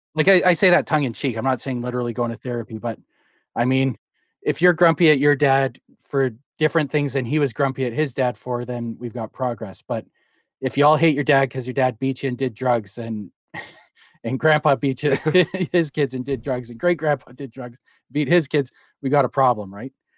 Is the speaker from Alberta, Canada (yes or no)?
yes; Calgary, Alberta, Canada; now in Langley, Canada; I was born and raised in Calgary.